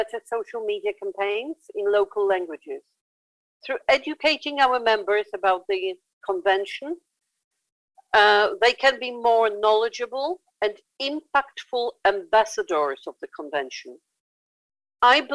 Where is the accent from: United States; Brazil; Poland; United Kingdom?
Poland; Krakow, Lesser Poland; in Poland in my hometown of Krakow